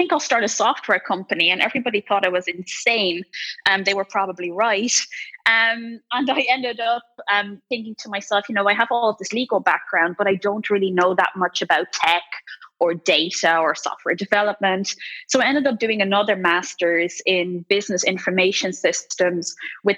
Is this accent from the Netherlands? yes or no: yes; Netherlands; moved away as an adult; now in Ireland; I grew up in the Netherlands. I'm only half Dutch, mind you, but I still proudly carry a Dutch passport.